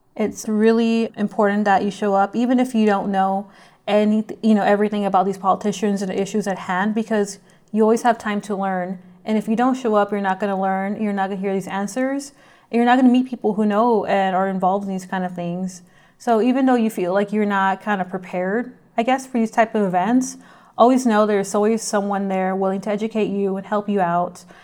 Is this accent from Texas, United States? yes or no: yes; McAllen, Texas, United States; also born or lived in Austin, Texas; I was born and raised in McAllen, Texas, which is in the Rio Grande Valley